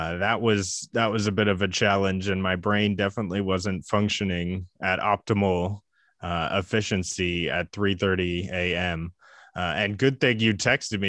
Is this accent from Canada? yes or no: yes; Canada; I'm a Canadian